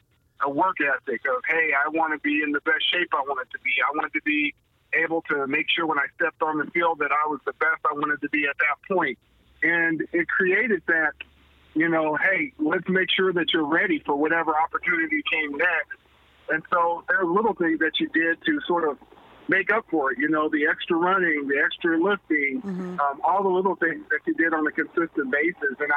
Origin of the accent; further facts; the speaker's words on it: Lawton, Oklahoma, United States; now in Kansas City, United States; I grew up in my hometown of Lawton, Oklahoma. Being a military brat